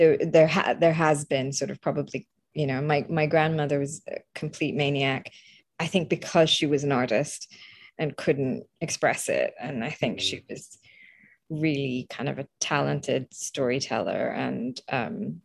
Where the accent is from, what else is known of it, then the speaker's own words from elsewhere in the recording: India; moved away; also born or lived in Calcutta, India / Croydon, United Kingdom; I grew up in a secular country, and it was a proudly secular country